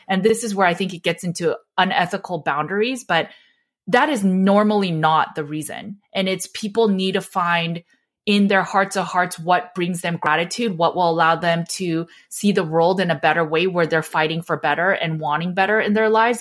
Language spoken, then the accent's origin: English; Los Angeles, California, United States; I grew up in Los Angeles, so we were so close to lots of celebrities. Joseph Gordon-Levitt went to my high school